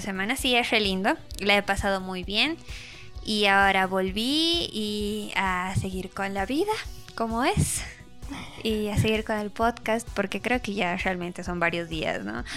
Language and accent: Spanish; Bolivia; yo sí estoy bien orgullosa de ser, no sé si bien orgullosa de ser boliviana